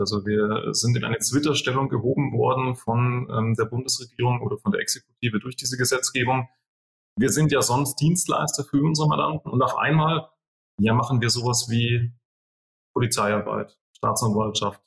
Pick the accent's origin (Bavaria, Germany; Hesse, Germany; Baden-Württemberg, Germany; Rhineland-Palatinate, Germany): Bavaria, Germany; southern; bei uns in Südbayern